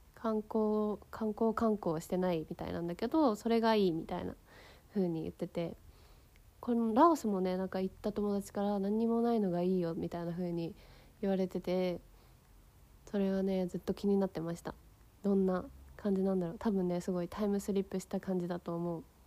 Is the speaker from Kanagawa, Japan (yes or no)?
yes; Yokohama, Kanagawa, Japan; 私はさ横浜出身だからさすごいまあ都会で育ってきたわけなんだけどさ